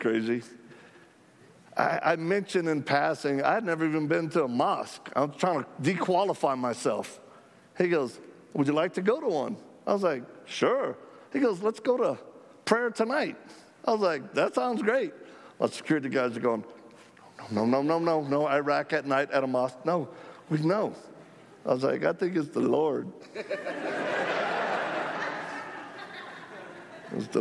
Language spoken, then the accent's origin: English; United States; we're Christians from America